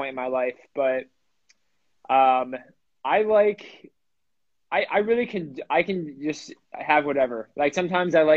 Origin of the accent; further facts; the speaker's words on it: Ohio, United States; now in Washington, D.C., United States; I'm from Ohio. I live in DC